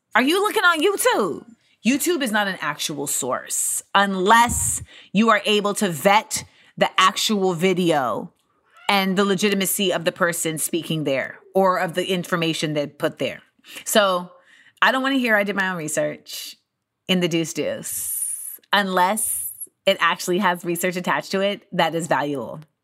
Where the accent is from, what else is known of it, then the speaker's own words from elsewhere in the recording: United States; my life as an American in this country